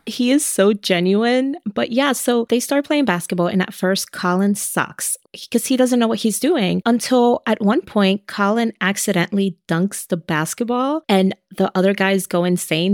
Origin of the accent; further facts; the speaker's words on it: New York City, New York, United States; that's my hometown